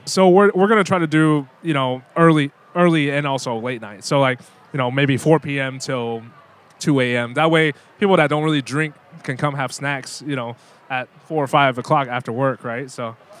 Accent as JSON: {"language": "English", "town": "Louisville", "region": "Kentucky", "country": "United States", "tie": "born or raised there", "also_born_or_lived": "Taiwan (parents' origin)", "said": "going back to like middle school when I grew up in you know Louisville, Kentucky"}